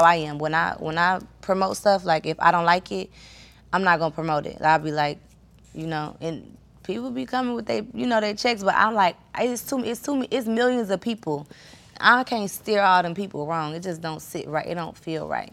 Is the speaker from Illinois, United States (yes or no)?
yes; Chicago, Illinois, United States; I'm like from Chicago